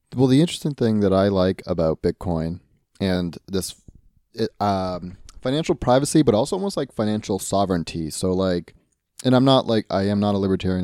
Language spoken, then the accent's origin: English; United States; I'm an American